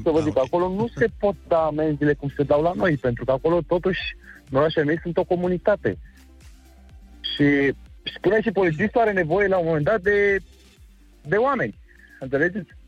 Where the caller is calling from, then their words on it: Bucharest, Romania; Sunt … din București.